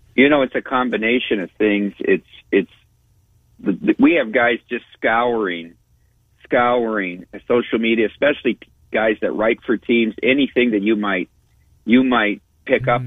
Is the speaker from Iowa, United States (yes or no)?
yes; Iowa, United States; now in Las Vegas, United States; get back to my home state